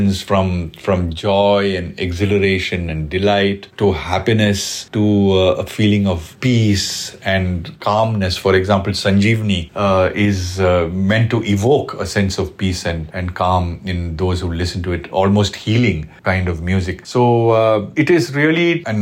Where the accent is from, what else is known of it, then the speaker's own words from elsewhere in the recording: Bangalore, Karnataka, India; moved away as an adult; now in Mumbai, India; I was born and brought up in Bangalore